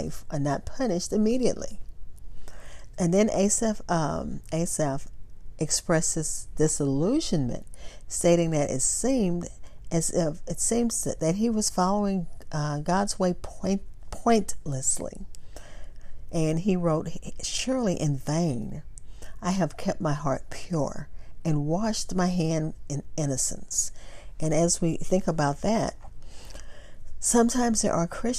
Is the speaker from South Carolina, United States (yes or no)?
no; Texas, United States; I'm from Texas